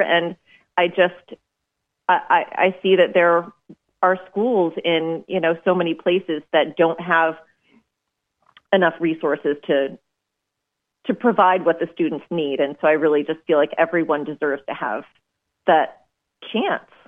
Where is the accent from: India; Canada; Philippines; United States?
United States; Maine; I'm from Maine